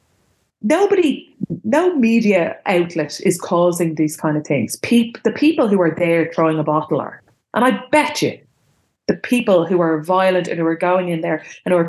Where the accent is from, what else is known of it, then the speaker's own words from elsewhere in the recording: Ireland; I'm an Irish citizen